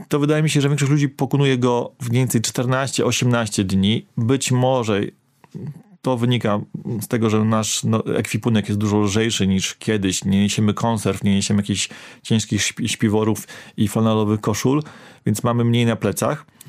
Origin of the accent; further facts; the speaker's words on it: Warmian-Masurian Voivodeship, Poland; Ja pochodzę z Warmii